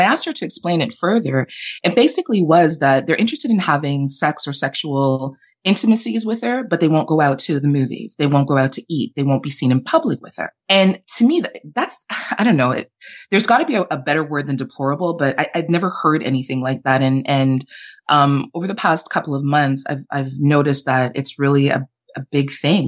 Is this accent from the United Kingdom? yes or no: no; Canada; also born or lived in Jamaica; I'm Jamaican Canadian, but I was born in Jamaica, raised in Canada